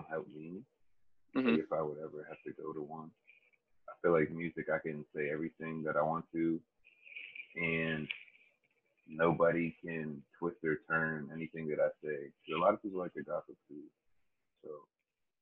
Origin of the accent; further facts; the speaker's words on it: Canonsburg, Pennsylvania, United States; also born or lived in Washington, Pennsylvania; I am from Canonsburg, Pennsylvania. I was born in Washington, Pennsylvania